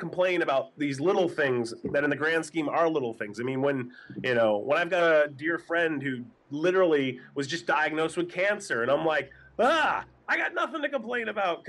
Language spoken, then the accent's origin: English; New Hampshire, United States; blue collar family growing up in New Hampshire